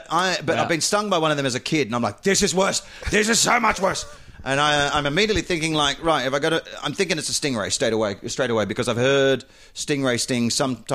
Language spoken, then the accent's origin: English; Perth, Western Australia, Australia; moved away; I grew up in the Southwest.